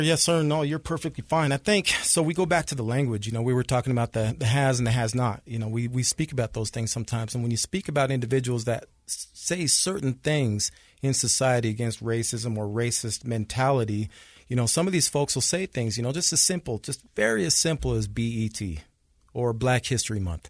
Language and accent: English; Salt Lake City, Utah, United States; I grew up here in Salt Lake